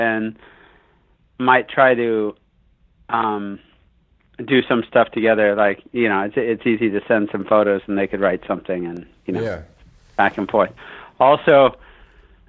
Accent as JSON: {"language": "English", "area": "Bay Area", "region": "California", "country": "United States", "tie": "born or raised there", "also_born_or_lived": "San Francisco / San Jose / Santa Cruz / Sacramento", "said": "So I grew up out on the West Coast. I grew up in the Bay Area."}